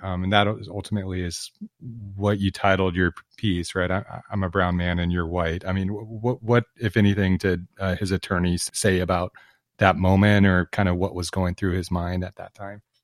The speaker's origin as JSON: {"language": "English", "region": "Southern Oregon", "country": "United States", "tie": "born or raised there", "said": "I grew up in Southern Oregon"}